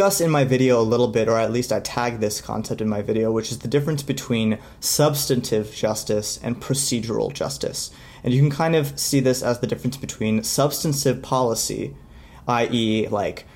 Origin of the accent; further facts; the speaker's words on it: United States; as an American